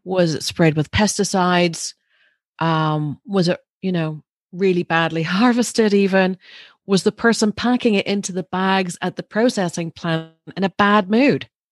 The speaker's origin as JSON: {"language": "English", "town": "Larne", "region": "Northern Ireland", "country": "United Kingdom", "tie": "born or raised there", "said": "I grew up through maybe a safer, slightly time, um, although it was right in the middle of the troubles, but, uh, we were in Larne"}